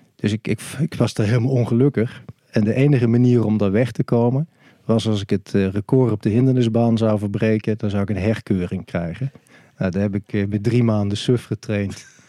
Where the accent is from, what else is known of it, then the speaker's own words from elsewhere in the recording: Maastricht, Limburg, Netherlands; Ik ben geboren in Heer. Dat is eh, de gemeente Maastricht eh, vandaag de dag. Dat was op 20 mei 1963. Dus ik ben 59 jaar oud. Ik ben ook opgegroeid in eh, Maastricht.